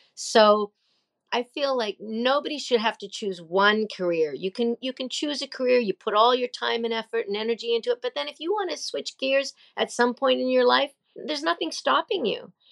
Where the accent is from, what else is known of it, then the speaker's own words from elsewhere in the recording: Nova Scotia, Canada; also born or lived in Australia; I moved home to Nova Scotia, Canada, where I had grown up